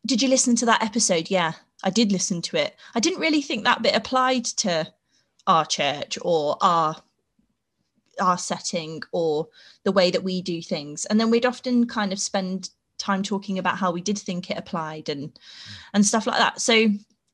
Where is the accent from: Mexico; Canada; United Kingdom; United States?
United Kingdom; Peterborough, East of England; moved away as an adult; also born or lived in Sheffield; I grew up in Peterborough